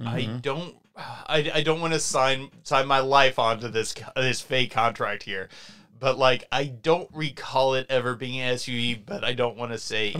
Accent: Hayden, United States; I grew up way out in the sticks. And, like, I'm from Hayden. There's, like, almost no one in Hayden. It's a small, isolated community.

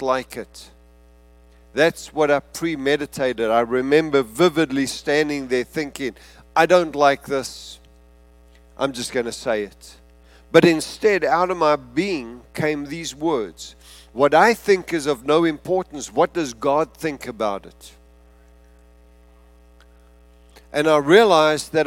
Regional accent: South Africa; being South African

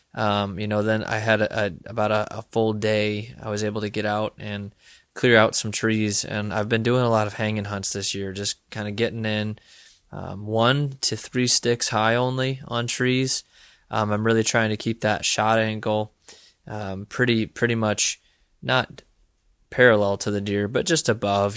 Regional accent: Illinois, United States; now in Iowa, United States; hunting in Illinois. I'll be hunting out of state this year, um, which is my home state

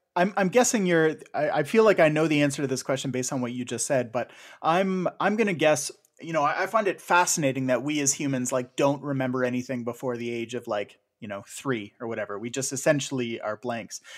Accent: Canada; a Canadian of a certain age

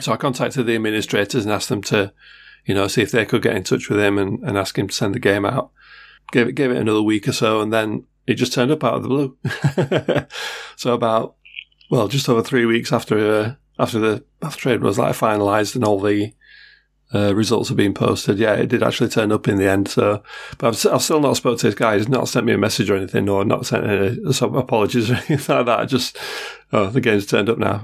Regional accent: Sheffield, Yorkshire and the Humber, United Kingdom; I am from Sheffield after all. I'm a Yorkshireman

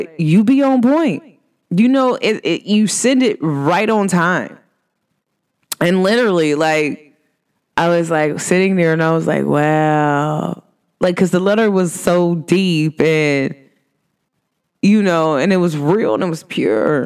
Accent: Cincinnati, Ohio, United States; I'm from Cincinnati

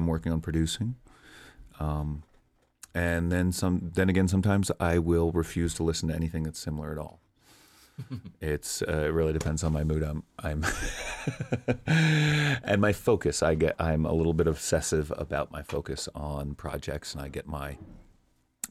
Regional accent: East Coast, United States; moved away; growing up on the East Coast in the era that I did was just wonderfully diverse

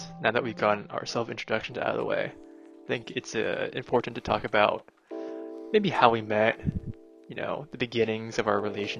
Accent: Bay Area, California, United States; moved away as an adult; now in Boston, United States; I'm from the Bay Area, California, where I've lived 17 out of my long 19 years of life. I'm Korean-American, but I'm basically as white as you can get.

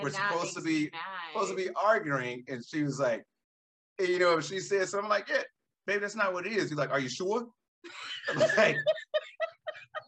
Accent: Alabama, United States; accent: Southern; moved away; originally I'm from Alabama.

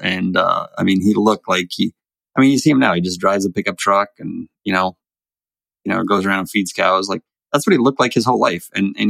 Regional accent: North Dakota, United States; also born or lived in Florida; I didn't grow up in New York. I grew up all over. I moved a lot growing up. So

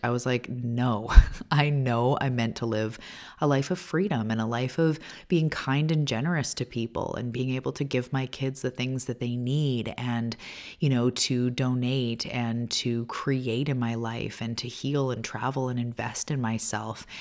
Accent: Canada; also born or lived in Vancouver Island, British Columbia; I'm a Canadian. I live on the west coast of Canada on Vancouver Island

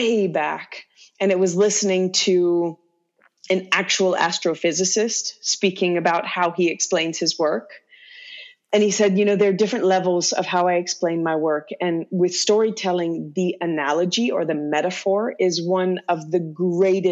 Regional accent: Louisiana, United States; first language English; moved away; where I grew up in Louisiana

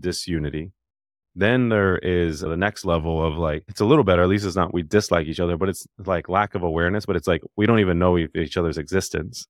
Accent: Dallas, Texas, United States; born or raised there; also born or lived in Alabama; now in Nashville, United States

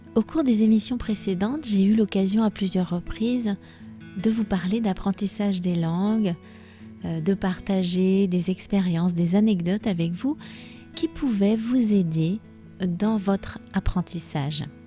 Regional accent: France; je suis française

